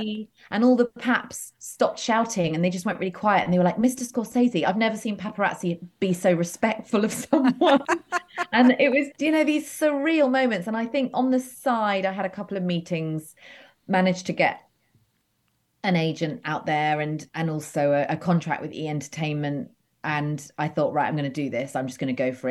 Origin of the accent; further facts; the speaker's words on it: United Kingdom; also born or lived in Los Angeles; now in London, United Kingdom; I grew up uh, just outside London. So, but, but pretty rural.